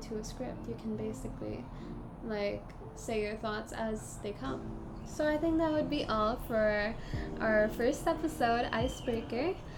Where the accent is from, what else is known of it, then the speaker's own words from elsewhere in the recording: Singapore; we're from Singapore and we're currently studying in a junior college